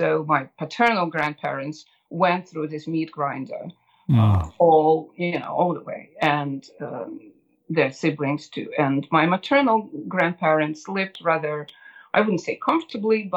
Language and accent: English; Moscow, Russia; now in United States; I grew up in Moscow, Russia. I was born right in the center of Moscow.